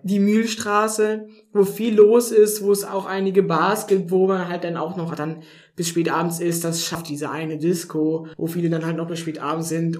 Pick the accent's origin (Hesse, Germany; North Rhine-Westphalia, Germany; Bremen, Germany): North Rhine-Westphalia, Germany; moved away as an adult; also born or lived in Baden-Württemberg; now in Tübingen, Germany; in NRW, so wo ich herkomme